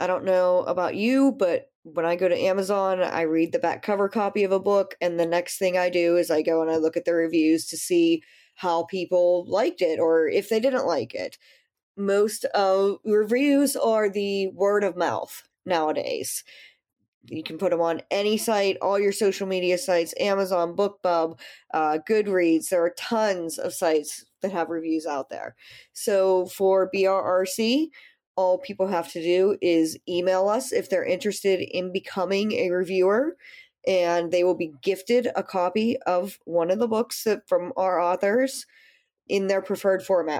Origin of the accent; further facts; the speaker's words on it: United States; also born or lived in Pittsburgh, Pennsylvania; I am the American of the group. I'm in Pittsburgh, Pennsylvania.